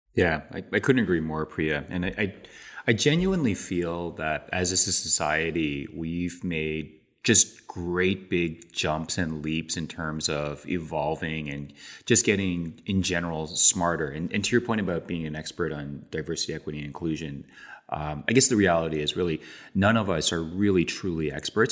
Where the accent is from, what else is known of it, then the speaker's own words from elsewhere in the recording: Toronto, Ontario, Canada; I was born and raised in Canada, but my parents were born and raised in Korea.